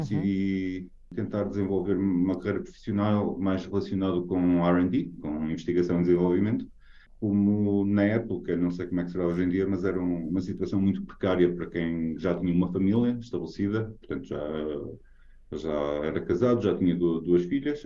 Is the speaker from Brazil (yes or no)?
no; Portugal; moved away as an adult; now in Norway